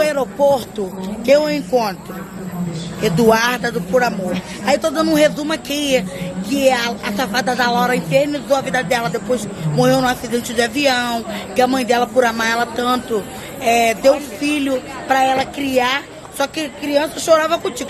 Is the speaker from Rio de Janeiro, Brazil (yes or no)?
yes; Rio de Janeiro, Brazil; Eu moro em Bangu. Não, eu sou de cria de Bangu